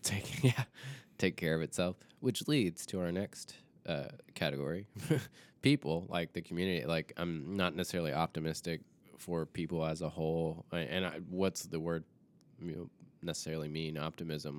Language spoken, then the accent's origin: English; the South, United States; I grew up in the South